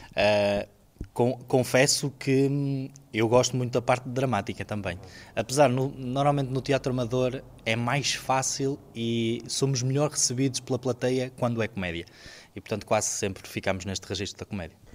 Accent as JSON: {"language": "Portuguese", "town": "Marco de Canaveses", "region": "Porto District", "country": "Portugal", "tie": "born or raised there", "said": "eu faço teatro particularmente desde os meus 11 anos. Uh, na terra onde eu nasci, que é a Taboada, em Mar de Canaveses"}